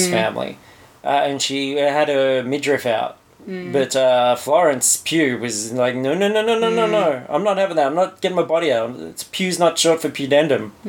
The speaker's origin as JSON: {"language": "English", "country": "Australia"}